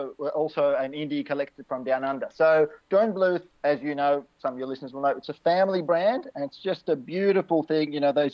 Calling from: Melbourne, Victoria, Australia; I'm down in Melbourne.

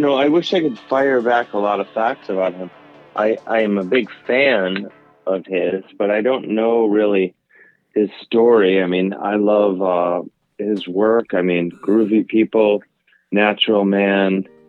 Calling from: New York, United States; I'm in New York, yeah. I just got back. I was in Wisconsin.

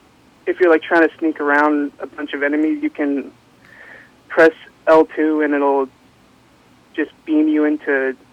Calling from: Danville, United States; Hi, this is … from Danville.

